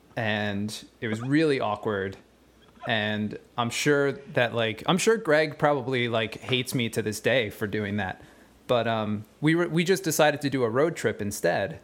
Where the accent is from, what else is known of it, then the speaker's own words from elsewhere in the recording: West Chester, Pennsylvania, United States; we all went to high school together in, uh, Westchester, Pennsylvania